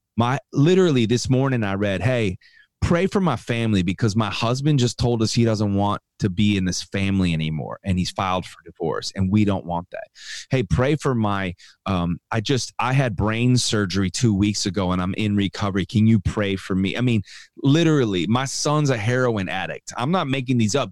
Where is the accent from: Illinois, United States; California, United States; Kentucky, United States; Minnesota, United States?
Illinois, United States; Chicago; I grew up in Chicago